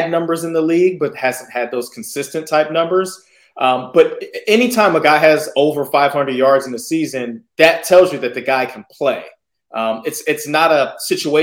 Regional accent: San Diego, California, United States; I'm repping my hometown now, San Diego State

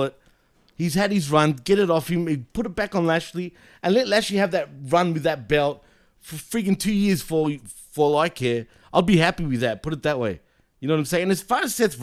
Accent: Australia; accent: Australian; I'm from Australia

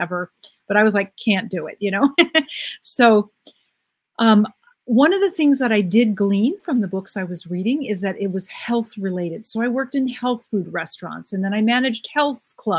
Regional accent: United States; I'm an American woman and I grew up in what I thought was a normal American, you know, family life.

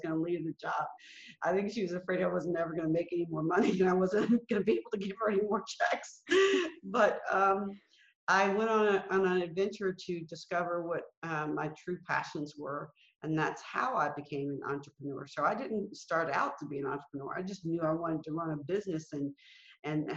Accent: Alabama, United States; I was born in Alabama. I was born into segregation. I was a part of desegregation. I lived through Jim Crow

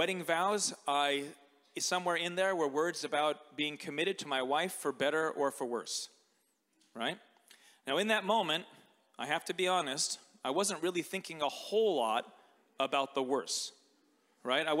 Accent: United States; moved away; growing up in America, a fortnight was like a vocabulary word from my English literature class

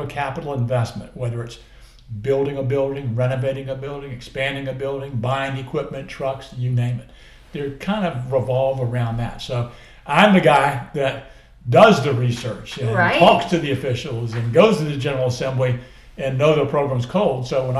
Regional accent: Colonial Beach, Virginia, United States; So I'm literally from Colonial Beach, which is all the way on the other side of the state, on the near Fredericksburg on the Potomac River

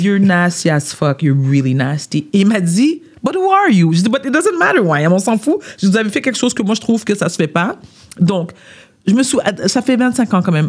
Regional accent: South Shore of Montreal, Quebec, Canada; je suis née à Montréal. J'ai grandi sur la rive sud.

